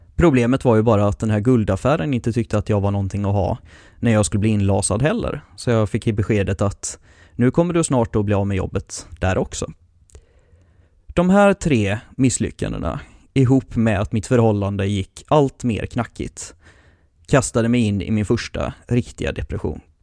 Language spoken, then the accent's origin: Swedish; Mölndal, Västra Götaland, Sweden; also born or lived in Hemsjö / Piteå; Egentligen är jag ju inte från Göteborg. Jag föddes på Mölndals BB medan de fortfarande hade ett och bodde där mina första tio år innan jag flyttade ut bland kossor och, och trän i skogen vid Hemsjö